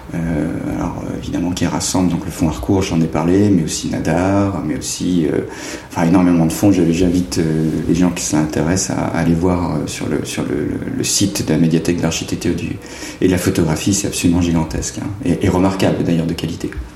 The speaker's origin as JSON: {"language": "French", "town": "Cherbourg", "region": "Normandy", "country": "France", "tie": "born or raised there", "said": "je suis né à Cherbourg euh, et mon enfance et mon adolescence s'est passée tout à fait en dehors du cadre euh, artistique"}